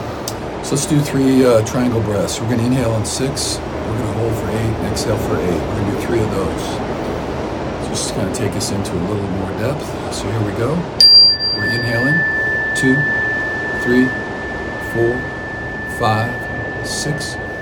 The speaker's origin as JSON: {"language": "English", "region": "Midwest", "country": "United States", "tie": "born or raised there", "moved": "yes", "said": "growing up in the Midwest"}